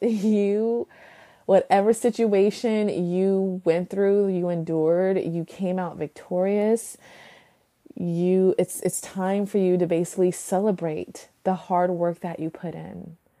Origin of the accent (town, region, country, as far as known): United States